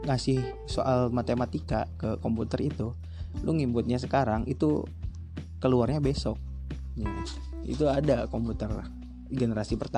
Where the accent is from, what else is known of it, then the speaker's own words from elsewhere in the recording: Kuningan, West Java, Indonesia; gara-gara corona kan pulang gitu ke asal daerah gue gitu kan gue orang kuningan nah gue pulang